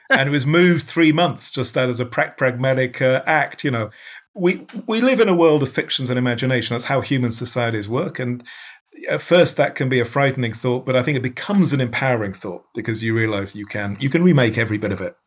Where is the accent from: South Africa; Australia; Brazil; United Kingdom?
United Kingdom; as a Brit